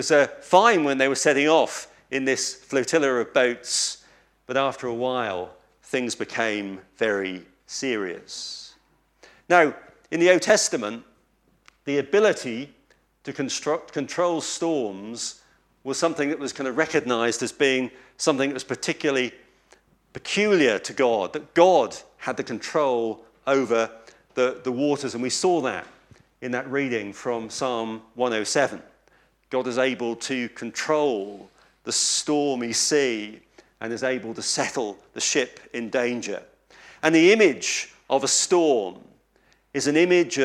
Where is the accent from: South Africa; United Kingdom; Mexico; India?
United Kingdom; East Anglia, East of England; I come from East Anglia, and we have a saying in Lowestoft on the coast